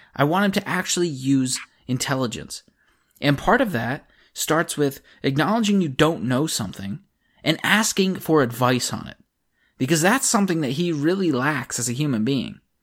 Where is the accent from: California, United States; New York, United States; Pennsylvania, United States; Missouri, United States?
Pennsylvania, United States; I'm from Pennsylvania